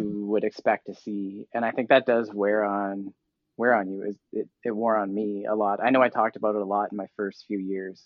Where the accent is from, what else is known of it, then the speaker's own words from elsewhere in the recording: Vancouver, British Columbia, Canada; moved away as an adult; I grew up in Vancouver area